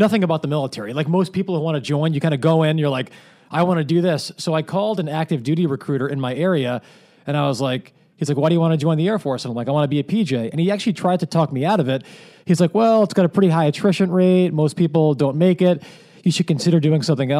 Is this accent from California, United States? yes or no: no; Manhasset, New York, United States; I grew up on Long Island